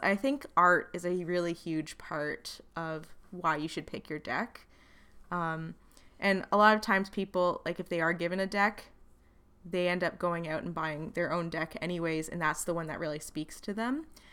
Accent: Wales, United Kingdom; I'm also Welsh.

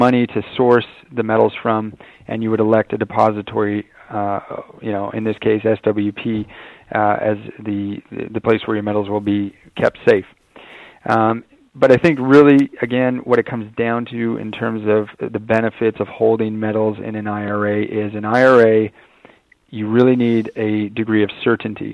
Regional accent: Canada; I being a Canadian myself

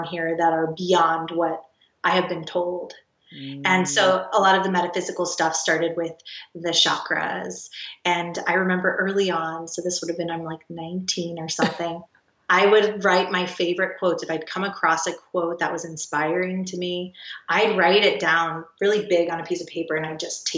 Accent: the South, United States; I grew up in the South

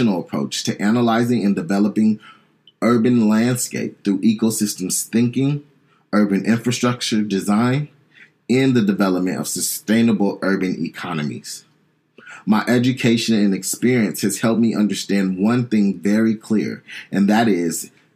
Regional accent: San Diego, California, United States; I'm probably from Southeast San Diego, where I grew up one of six kids

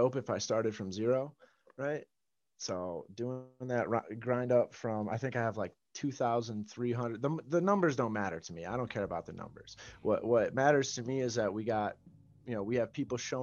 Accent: Chicagoland area, Illinois, United States; Midwest, right? Right, Chicagoland area

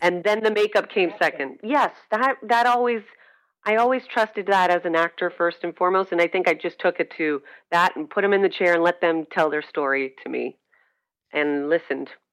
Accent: Scranton, Pennsylvania, United States; moved away as an adult; also born or lived in New York City; now in Richmond, United States; I'm originally from Scranton, Pennsylvania, and uh, but spent most of my adult life, about 12 years, in New York City

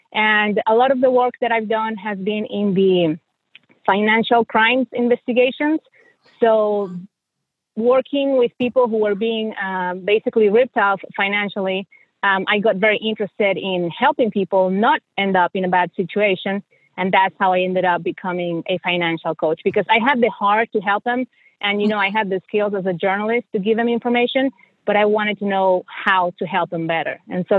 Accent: Mexico; moved away as an adult; also born or lived in Missouri; now in United States; I am originally from Mexico. So I was born and raised in Mexico. I immigrated to the United States about 17 years ago because I married my husband and he's from here.

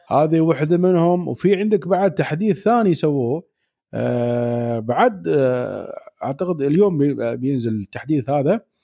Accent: United Arab Emirates; عندنا في الإمارات

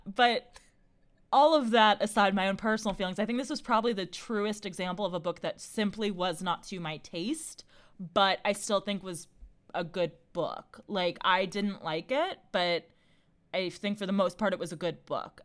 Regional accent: United States; we as Americans also invented corn

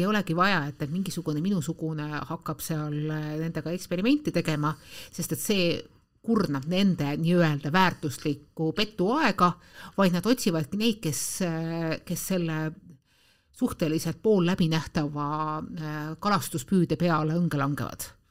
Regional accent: Tallinn, Harju County, Estonia; ma olen pärit Tallinnas ja elan Tallinnas

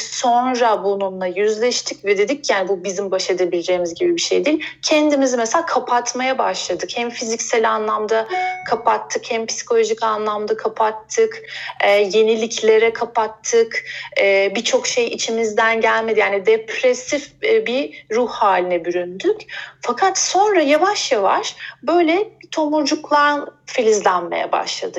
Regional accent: Bursa, Turkey; moved away; also born or lived in Izmir / Istanbul; Bursa'da aslında doğdum büyüdüm.

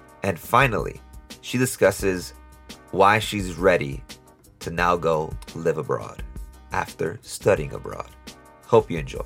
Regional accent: New York City, New York, United States; I'm from Brooklyn as well, but I'm from the Cypress Hills / East New York area of Brooklyn

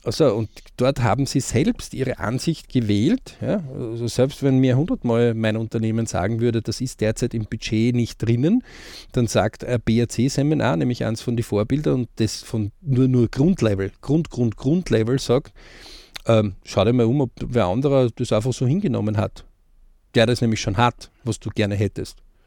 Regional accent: Austria; bei uns in Österreich

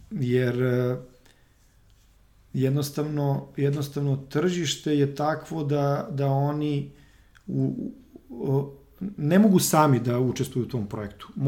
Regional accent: Serbia; ovde kod nas u Srbiji

